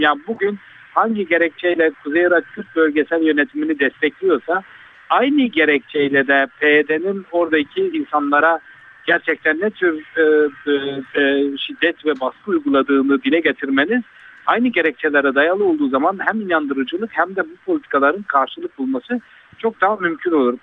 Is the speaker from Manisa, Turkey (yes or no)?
no; Urfa, Şanlıurfa, Turkey